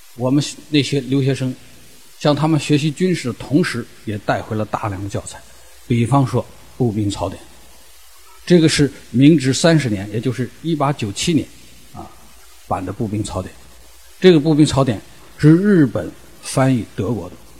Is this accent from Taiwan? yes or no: no; the Northwest, Northwest China, China; 因为我是来自西北，我对骑兵有感情